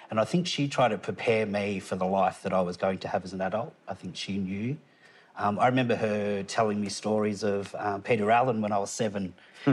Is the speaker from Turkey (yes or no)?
no; Tamworth, New South Wales, Australia; also born or lived in Gunnedah, Australia / Kempsey, Australia; I'm originally from Tamworth, born in Gunnedah